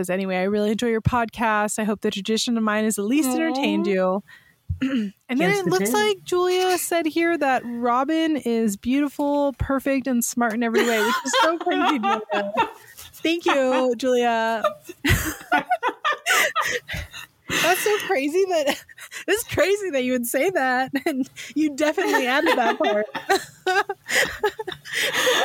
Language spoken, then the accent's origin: English; San Francisco Bay Area, California, United States; I grew up in the San Francisco Bay Area